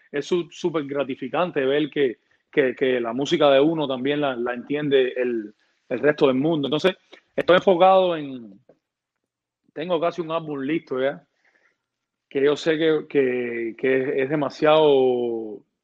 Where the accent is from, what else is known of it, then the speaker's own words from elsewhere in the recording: Santa Clara, Villa Clara, Cuba; moved away as an adult; also born or lived in Havana, Cuba; now in United States; productor cubano. Eh, vengo de Santa Clara, una ciudad del, del centro de la isla de Cuba